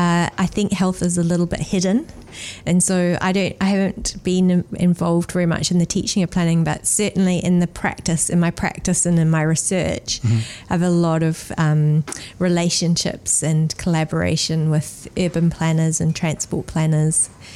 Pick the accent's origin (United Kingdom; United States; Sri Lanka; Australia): Australia; now in New Zealand; I am Australian, and then I came to New Zealand and went to medical school here